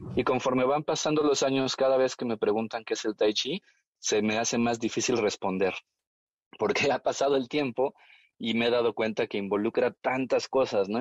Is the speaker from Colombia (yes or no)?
no; Mexico; Yo hago la broma de que soy mexicano, pero soy made in China